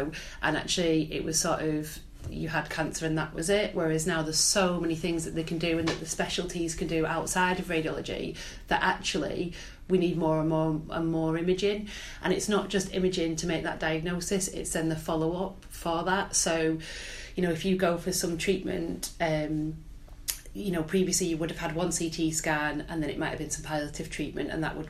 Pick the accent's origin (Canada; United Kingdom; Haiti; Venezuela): United Kingdom; Wigan, North West England; moved away as an adult; now in North East England, United Kingdom; I'm originally from Wigan.